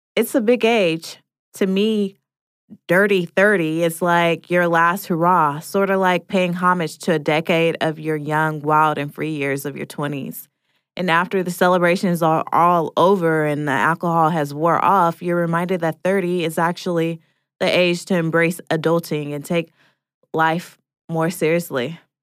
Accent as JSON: {"language": "English", "town": "Portland", "region": "Oregon", "country": "United States", "moved": "yes", "lives_now": "Atlanta, United States", "said": "I'm originally from Portland, Oregon, and live in Atlanta, Georgia."}